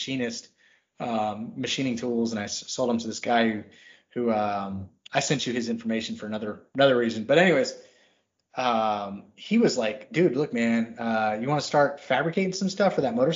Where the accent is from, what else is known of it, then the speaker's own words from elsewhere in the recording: Texas, United States; I grew up in Texas